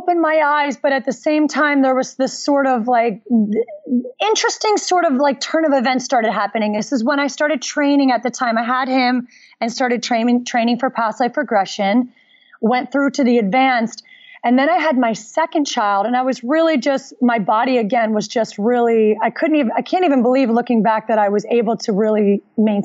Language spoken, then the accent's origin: English; Philadelphia, Pennsylvania, United States; I grew up in Philadelphia